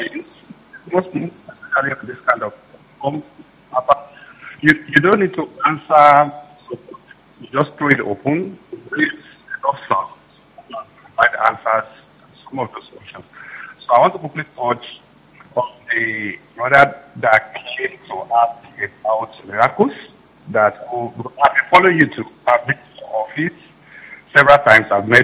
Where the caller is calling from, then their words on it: Canada; I'm calling from Canada.